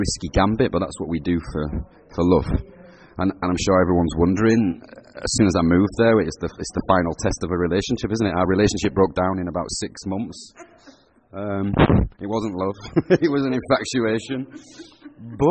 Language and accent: English; Huddersfield, Yorkshire and the Humber, United Kingdom; I grew up in Huddersfield. I lived in a pub